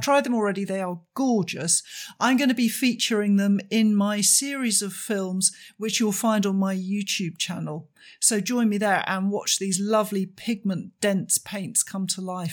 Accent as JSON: {"language": "English", "country": "United Kingdom", "said": "as a British person"}